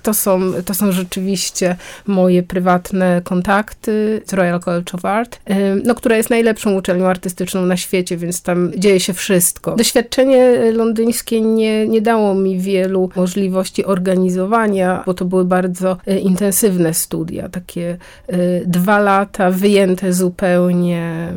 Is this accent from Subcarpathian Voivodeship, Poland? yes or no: no; near Gdańsk, Pomeranian Voivodeship, Poland; Ja pochodzę spod Gdańska